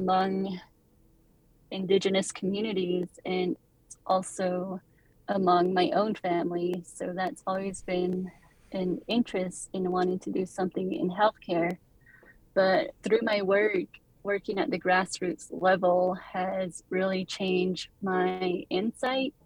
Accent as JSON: {"language": "English", "town": "Monument Valley", "region": "Utah", "country": "United States", "tie": "born or raised there", "said": "I'm born and raised in Monument Valley, Utah"}